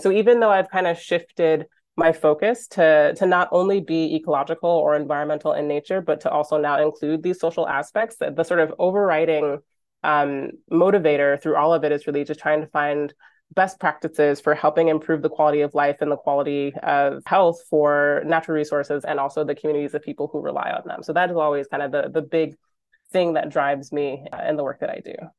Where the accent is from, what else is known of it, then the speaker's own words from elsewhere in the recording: Michigan, United States; moved away as an adult; now in Vancouver, Canada; I grew up in Michigan